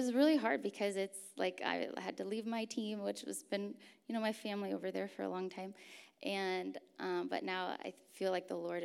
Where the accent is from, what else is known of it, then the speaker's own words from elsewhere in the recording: Turkey; I grew up in Turkey, actually, so I grew up with actually quite a few earthquakes